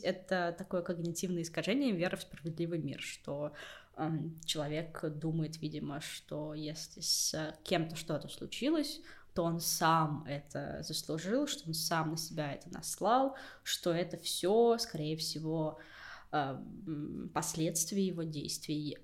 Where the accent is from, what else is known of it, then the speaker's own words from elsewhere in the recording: Siberia, Russia; moved away as an adult; now in Moscow, Russia; я тоже из Сибири, тоже там, типа, сдавала ЕГЭ на много баллов, тоже приехала в Москву, чтобы найти работу